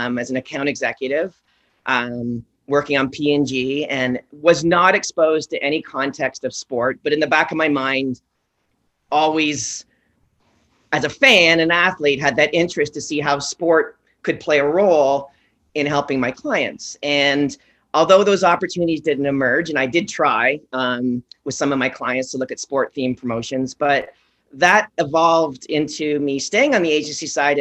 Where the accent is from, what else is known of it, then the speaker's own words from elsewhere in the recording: Oshawa, Ontario, Canada; I come from Oshawa, and I've got two parents that have been in the quasi play space.